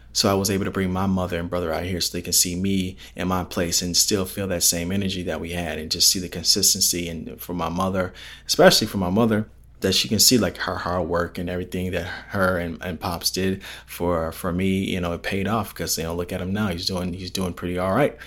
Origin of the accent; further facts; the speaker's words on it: Palos Hills, Illinois, United States; my hometown area, Palos Hills, Illinois